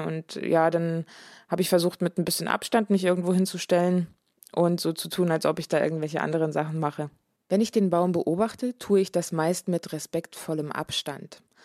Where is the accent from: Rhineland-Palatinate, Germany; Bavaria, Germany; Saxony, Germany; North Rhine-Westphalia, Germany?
Saxony, Germany; Dresden; moved away as an adult; also born or lived in Berlin; zurück nach Dresden zu gehen, in meine alte Heimat sozusagen, in der ich viele, viele, viele Jahre gelebt habe schon